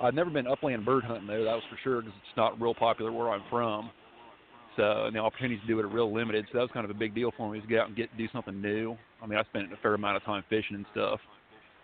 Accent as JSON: {"language": "English", "town": "Newark", "region": "Ohio", "country": "United States", "tie": "born or raised there", "said": "I was born and raised in Newark, Ohio."}